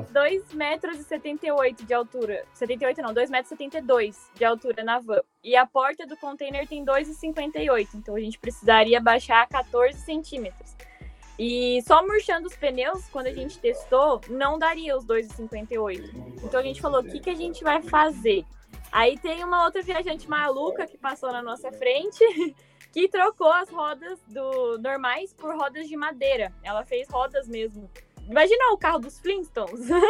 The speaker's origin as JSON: {"language": "Portuguese", "town": "Mogi das Cruzes", "region": "São Paulo", "country": "Brazil", "moved": "as an adult", "said": "Nós somos de Mogi, mas a gente trabalhava em São Paulo, então a gente morava em São Paulo"}